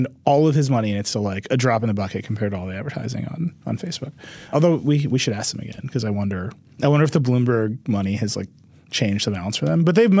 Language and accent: English; United States; I'm American